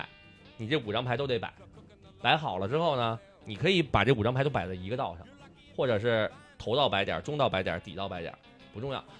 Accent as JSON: {"language": "Chinese", "region": "Beijing", "country": "China", "said": "作为北京人，传统意义上北京人，我觉得最无聊就是北京麻将"}